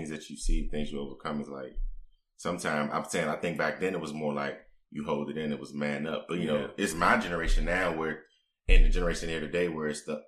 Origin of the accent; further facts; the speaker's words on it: the South, United States; I grew up in the South, where, you know, we came from